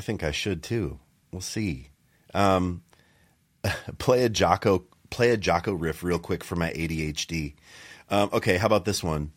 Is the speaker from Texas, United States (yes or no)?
no; Montana, United States; I grew up in Montana